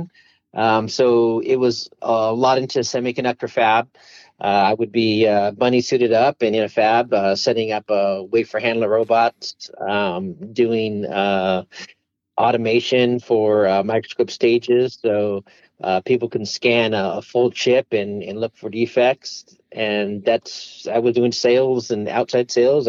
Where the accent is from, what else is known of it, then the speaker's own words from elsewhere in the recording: Monterey Park, California, United States; moved away as an adult; also born or lived in Los Angeles, California; now in Arizona, United States; grew up in the Monterey Park, Montebello area